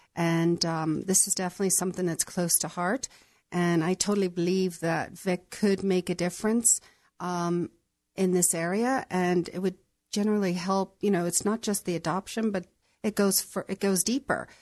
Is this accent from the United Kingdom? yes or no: yes; Northern Ireland, United Kingdom; moved away as an adult; also born or lived in San Diego, United States; now in United States; I was raised in Northern Ireland, um, but I was, I was born in San Diego